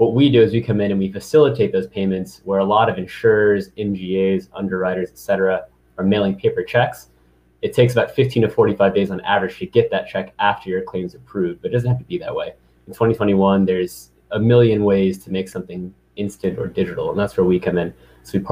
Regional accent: St. Louis, Missouri, United States; moved away as an adult; also born or lived in East Coast; I'm from St. Louis, Missouri, born and raised, came to the East Coast around 2011 for college

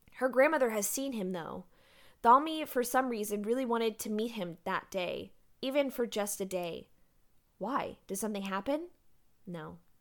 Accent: Galveston, Texas, United States; I grew up in Galveston

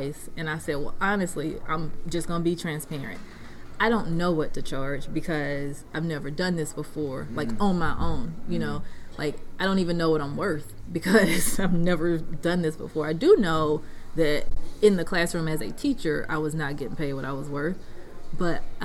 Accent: Wiggins, Mississippi, United States; also born or lived in San Antonio, Texas / Washington, D.C.; my hometown

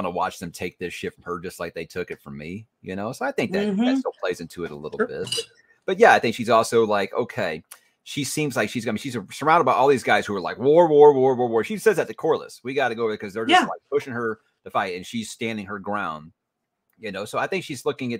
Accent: Houston, Texas, United States; I'm from Houston

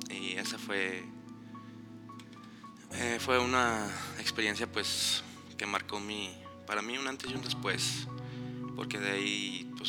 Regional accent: Guadalajara, Jalisco, Mexico; yo no viví toda mi vida aquí, llegué de Guadalajara.

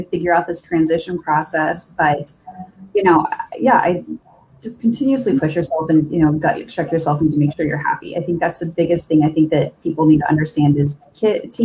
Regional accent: Omaha, Nebraska, United States; moved away as an adult; also born or lived in Kansas City; went to college in the town that we grew up in Omaha

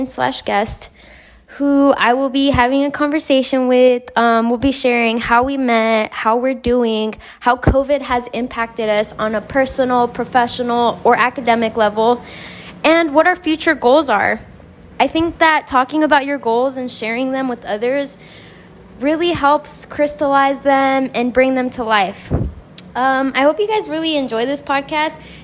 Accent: Las Vegas, Nevada, United States; Growing up in Las Vegas, I remember being a kid

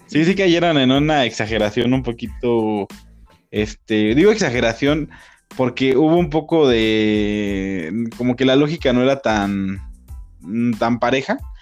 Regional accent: Mexico; Ya yo siendo mexicano viviendo en México

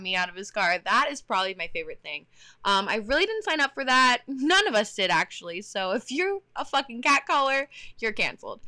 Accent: Texas, United States; now in Pennsylvania, United States; I'm from Texas

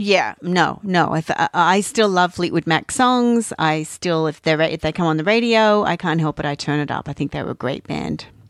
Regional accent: Australia; moved away; being Australian

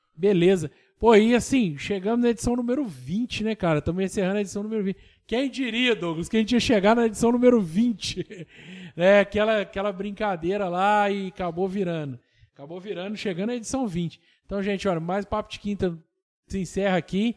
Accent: Tocantins, Minas Gerais, Brazil; eu sou de Tocantins, do lado de Rodeiro

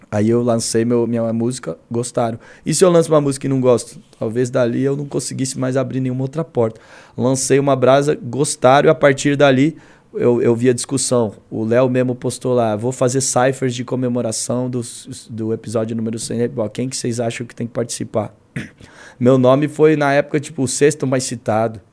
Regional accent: Brazil; also born or lived in United States

